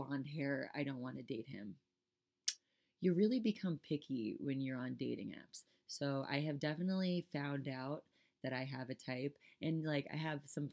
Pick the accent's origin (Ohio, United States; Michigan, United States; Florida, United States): Florida, United States; South; moved away; I'm from South Florida.